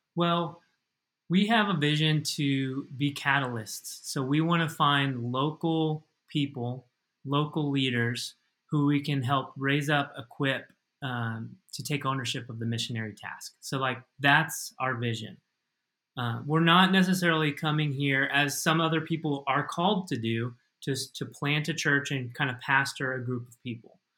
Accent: United States; moved away as an adult; now in Madrid, Spain; as an American

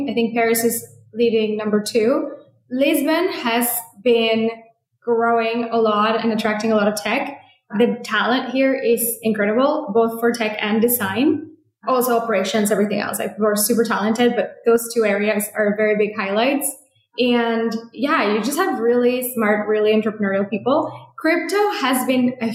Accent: Mexico; also born or lived in San Francisco, United States; now in Portugal; growing up in Mexico, having most of my career in San Francisco

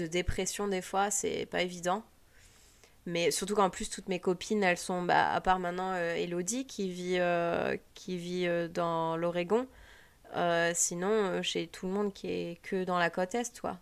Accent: France; moved away as an adult; now in United States; on dit qu'on est français

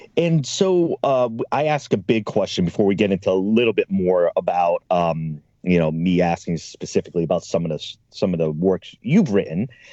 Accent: East Coast, United States; now in Oregon, United States; I'm from the East Coast

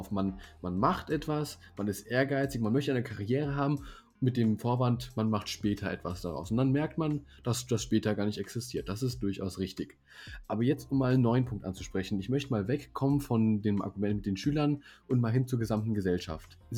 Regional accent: Baden-Württemberg, Germany; born there; Als gebürtiger Baden-Württemberger kann ich allen Hessen sagen, dass man auch mit Alternativen würdig zu einem angesehenen Abitur kommt.

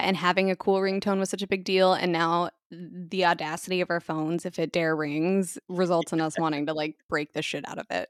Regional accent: United States; being an American

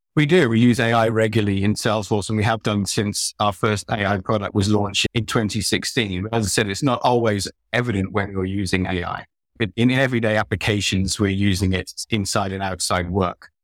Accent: United Kingdom; moved away; I'm British

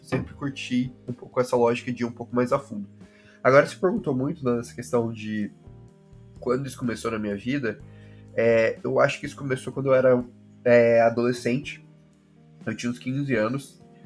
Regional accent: Goiânia, Goiás, Brazil; moved away as an adult; also born or lived in São Paulo; Eu sou de Goiânia, né? Nascido, nascido e criado em Goiânia

